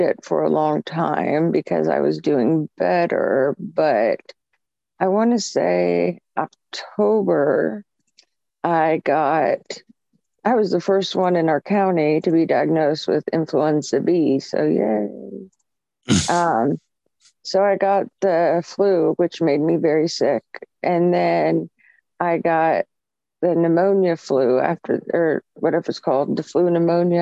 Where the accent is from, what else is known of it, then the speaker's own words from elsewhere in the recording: Michigan, United States; now in Ohio, United States; I was born in Michigan, so I still have family there